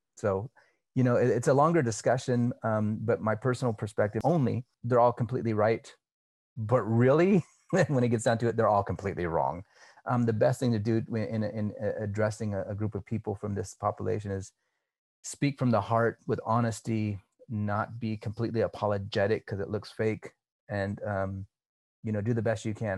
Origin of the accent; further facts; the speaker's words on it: California, United States; I grew up here in California. So I'm Cali